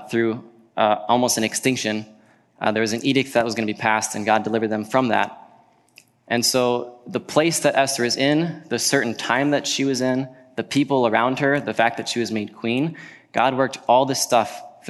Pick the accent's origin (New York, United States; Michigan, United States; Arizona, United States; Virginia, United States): Virginia, United States; now in Wisconsin, United States; I grew up in Virginia